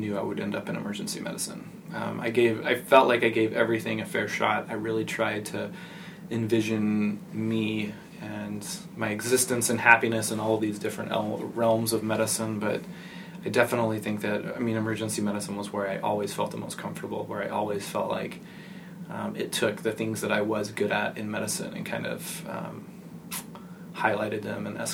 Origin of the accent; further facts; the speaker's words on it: West Texas, United States; I grew up in West Texas